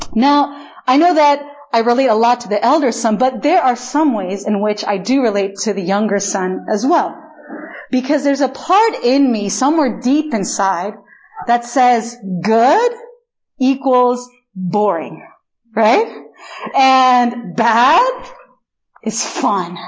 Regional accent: Chile; first language Spanish; English is a second language; moved away as an adult; also born or lived in United States; now in Korea; I am born and raised actually in Chile, in literally the opposite side of the world from here

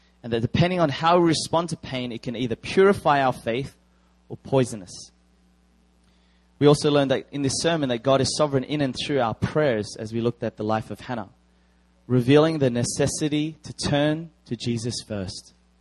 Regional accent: Australia; I am Korean Australian.

